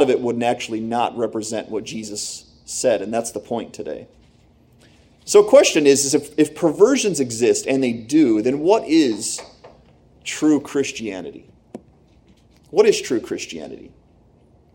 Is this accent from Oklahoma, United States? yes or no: no; Pennsylvania, United States; also born or lived in Michigan; I grew up here